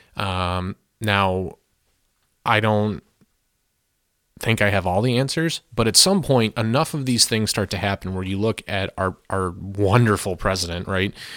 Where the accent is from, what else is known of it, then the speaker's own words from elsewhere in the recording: United States; as an American taxpayer